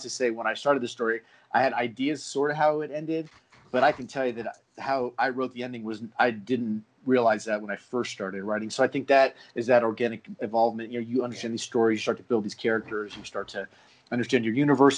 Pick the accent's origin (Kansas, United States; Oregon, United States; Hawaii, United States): Hawaii, United States; Honolulu; born there; So Hanu is literally, so I was born in Hawaii. I was born in Honolulu. The time my dad was in the Navy, and we moved around a lot.